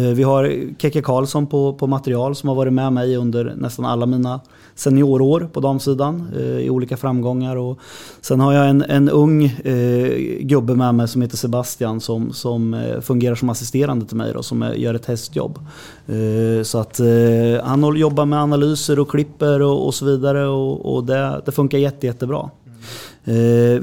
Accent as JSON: {"language": "Swedish", "town": "Hallsberg", "region": "Örebro County", "country": "Sweden", "tie": "born or raised there", "said": "jag är uppfostrad i Hallsberg, i HK Järnvägen"}